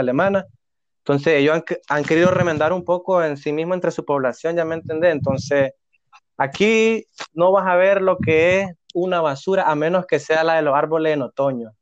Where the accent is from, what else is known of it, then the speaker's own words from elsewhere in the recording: Nicaragua; moved away as an adult; now in Hamburg, Germany; como todo nica loco